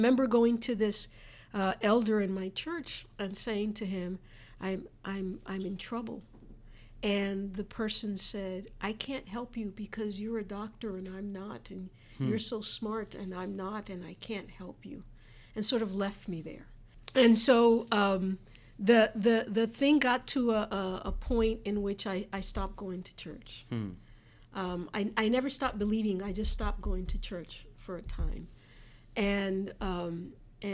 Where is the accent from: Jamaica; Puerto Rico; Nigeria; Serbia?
Puerto Rico; moved away; when I was growing up in Puerto Rico